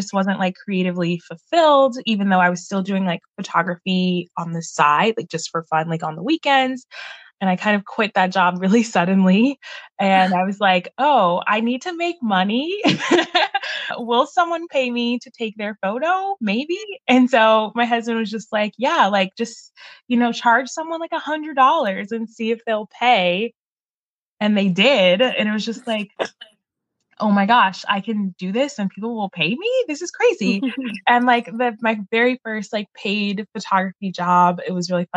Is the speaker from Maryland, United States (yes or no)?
yes; Baltimore, Maryland, United States; moved away as an adult; also born or lived in California; now in San Luis Obispo, United States; I'm originally from the East Coast. I was born and raised in Baltimore, Maryland. And I moved actually to California